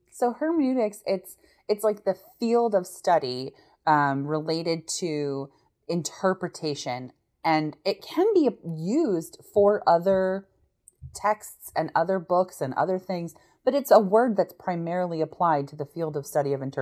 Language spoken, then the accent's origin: English; United States; as an American